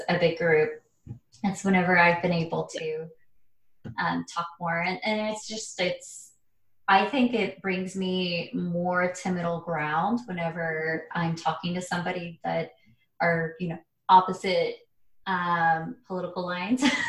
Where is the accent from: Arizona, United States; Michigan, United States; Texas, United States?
Arizona, United States; growing up in a small town